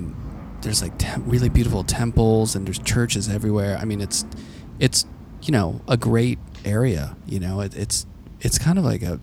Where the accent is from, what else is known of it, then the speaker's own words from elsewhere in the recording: Carnegie, Pennsylvania, United States; I'm from Carnegie.